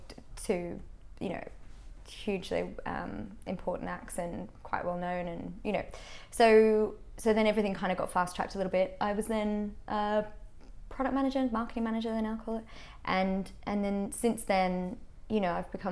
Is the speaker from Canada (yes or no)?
no; Australia; moved away as an adult; now in United Kingdom; a weird mix of being an Australian and being, you know, a smaller territory and coming with that experience